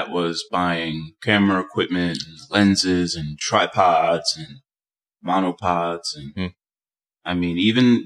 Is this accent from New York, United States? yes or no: yes; New York City, New York, United States; also born or lived in Dominican Republic; I grew up in Washington Heights